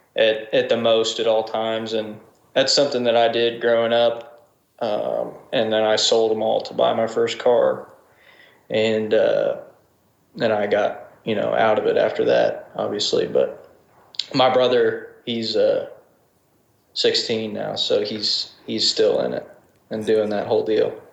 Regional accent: Springfield, Missouri, United States; moved away as an adult; also born or lived in Rogersville, Missouri; now in Nashville, United States; my hometown, Springfield

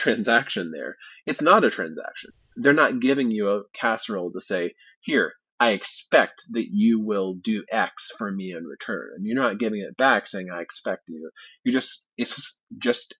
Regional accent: Midwest, United States; I grew up in the Midwest

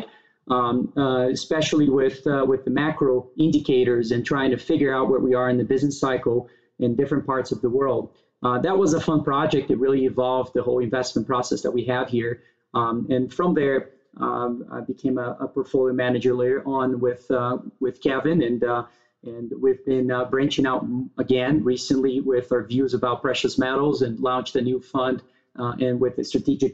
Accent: Brazil; moved away as an adult; now in United States; I was born and raised in Brazil. I moved to the U.S. To go to college back in the days

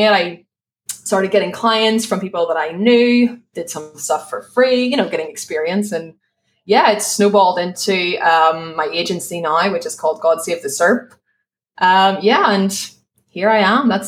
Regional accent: Ireland; moved away as an adult; now in Spain; so I live in Spain. I'm from Ireland, just in case people spend the rest of the show being like, what's that accent?

